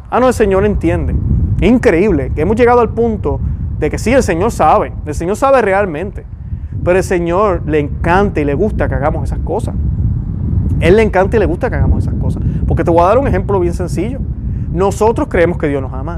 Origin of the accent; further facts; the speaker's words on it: Puerto Rico; yo soy puertorriqueño, estoy seguro que por mi acento